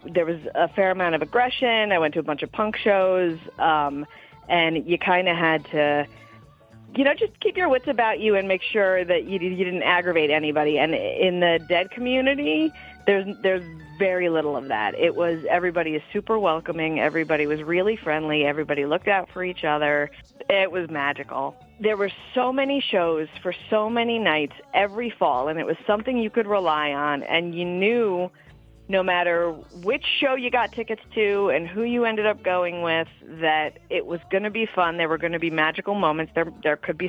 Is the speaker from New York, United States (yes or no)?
yes; the New York area, United States; now in South Plainfield, United States; I live in South Plainfield, New Jersey. I am from the New York area